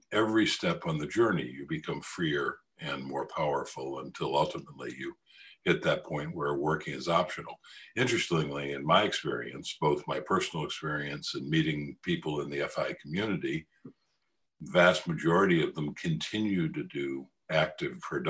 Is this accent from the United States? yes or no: yes; United States; I'm an American.